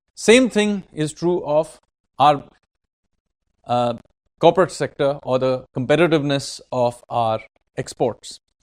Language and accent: English; Kolkata, West Bengal, India; I am from Kolkata